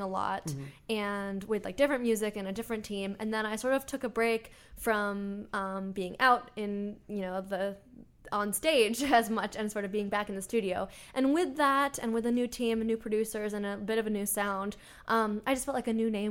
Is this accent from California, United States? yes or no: yes; Bay Area, California, United States; I'm from the Bay Area, but I started traveling back and forth to LA to work on music